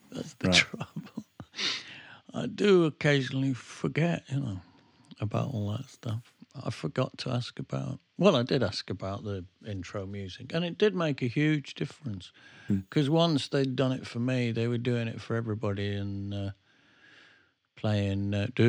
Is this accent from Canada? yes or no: no; England, United Kingdom; Well, I wouldn't know, mate, because I'm English.